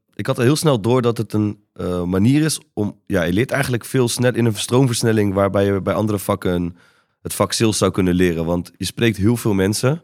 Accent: 's-Hertogenbosch, North Brabant, Netherlands; moved away; also born or lived in Breda / Amsterdam; Ben opgegroeid in eh, Den Bosch

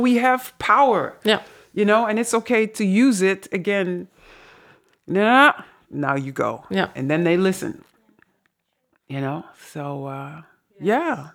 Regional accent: Netherlands; accent: Dutch; now in Suriname; my dutch accent

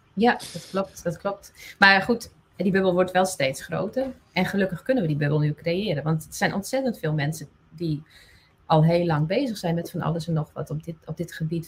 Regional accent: Friesland, Netherlands; first language West Frisian; Dutch is a second language; Fries is mijn moedertaal.

